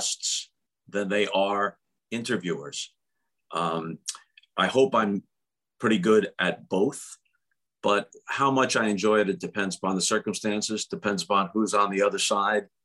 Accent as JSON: {"language": "English", "area": "Long Island", "region": "New York", "country": "United States", "tie": "born or raised there", "also_born_or_lived": "Syracuse / St. Louis / Chicago / Los Angeles", "moved": "as an adult", "said": "I grew up on Long Island"}